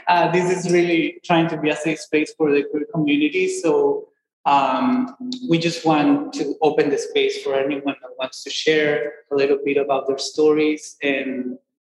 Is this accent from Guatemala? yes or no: yes; Guatemala; moved away as an adult; now in United States; I am originally from Guatemala